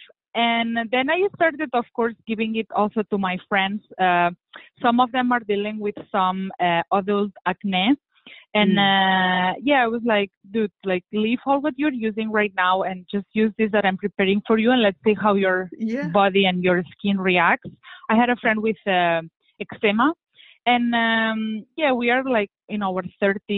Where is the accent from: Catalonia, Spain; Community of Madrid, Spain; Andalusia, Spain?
Catalonia, Spain; Barcelona; I'm originally from Spain. I'm originally from Barcelona, which is a very Mediterranean city.